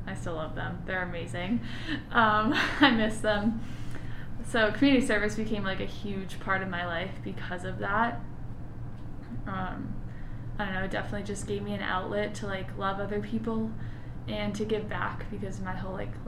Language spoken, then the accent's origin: English; Massachusetts, United States; I'm originally from Massachusetts